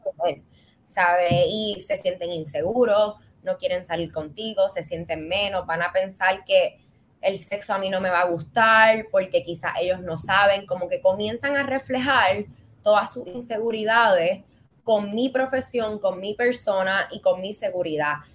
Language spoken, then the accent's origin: Spanish; Puerto Rico; moved away as an adult; also born or lived in Barcelona; como boricua